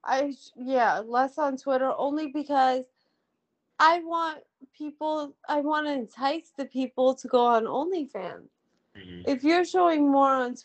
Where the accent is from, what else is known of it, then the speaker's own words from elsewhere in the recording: New York, United States; I'm from New York